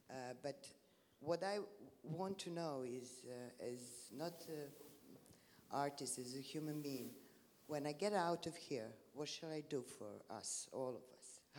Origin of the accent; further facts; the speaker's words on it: Serbia; English is a second language; I'm coming from Balkans and I'm coming from Serbia.